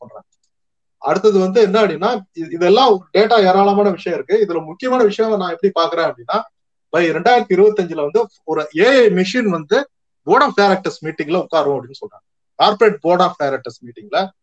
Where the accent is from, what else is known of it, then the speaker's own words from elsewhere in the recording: Tamil Nadu, India; நம்ம தமிழ்நாட்டிலேயே